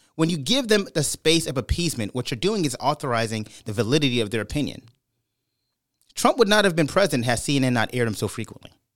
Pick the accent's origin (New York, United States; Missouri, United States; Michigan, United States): New York, United States; Brooklyn; moved away; also born or lived in Bay Area, California; I had the benefit of growing up in Brooklyn and then moving to the East Coast